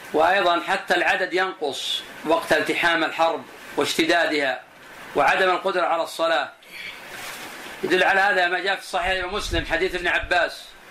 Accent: Buraidah, Al-Qassim, Saudi Arabia; الناس عندنا في البلد عندنا في بريدة

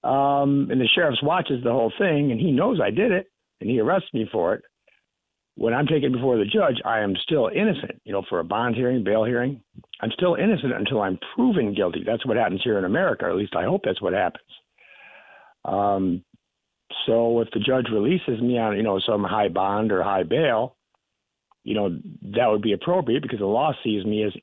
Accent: Michigan, United States; now in South Carolina, United States; I'm from Michigan, so when I moved to South Carolina

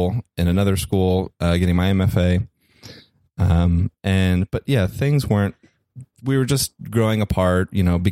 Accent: New Jersey, United States; moved away; also born or lived in New York; I'm from the East Coast. I grew up in New Jersey and I lived in New York.

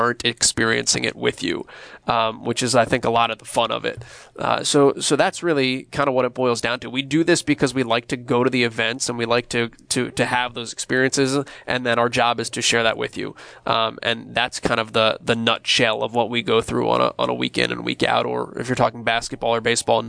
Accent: Northeast, United States; I've been fortunate that I grew up in the Northeast. I'm an East Coast guy

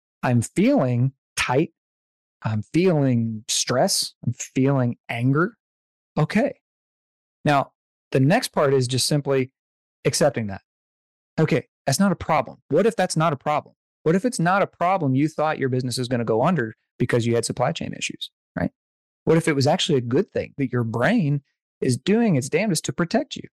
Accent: the South, United States; I'm from the South

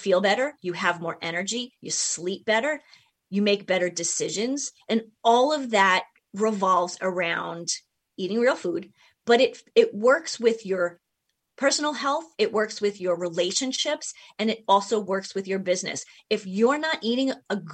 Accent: New York, United States; moved away; I'm from New York, you know, originally

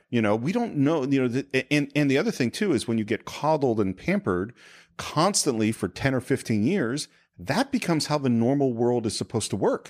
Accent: Northern California, United States; also born or lived in Berkeley; now in Los Angeles, United States; I'm from California. So I moved from Nor-, N-, Northern California

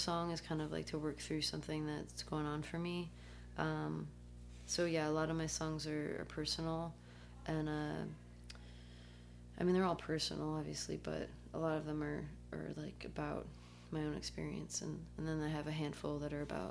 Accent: Connecticut, United States; also born or lived in Athens, Greece; I moved to the States when I was 2, and so they moved to Connecticut, and that's where I grew up

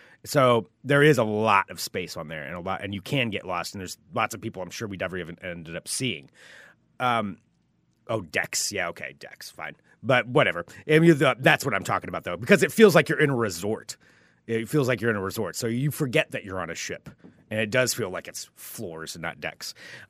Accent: Pacific Northwest, United States; You know, we're from the Northwest. It didn't bother us that much.

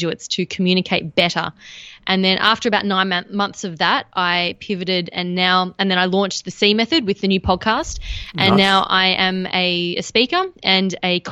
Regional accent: Australia; being Australian

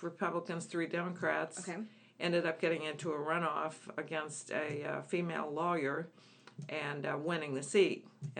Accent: Alabama, United States; And he's from Mississippi, and I'm originally from Alabama.

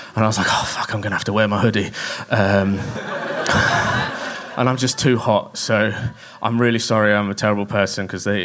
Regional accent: Kent, South East England, United Kingdom; I grew up in Kent

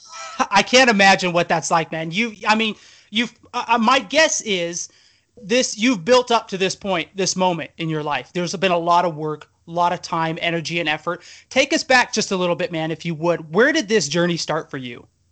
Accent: Idaho, United States; Tyler and I come from Idaho

